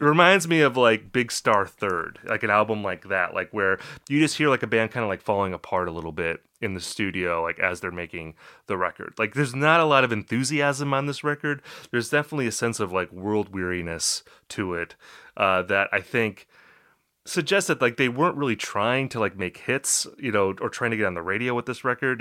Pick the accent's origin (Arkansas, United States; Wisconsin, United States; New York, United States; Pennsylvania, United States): Wisconsin, United States; I'm from Wisconsin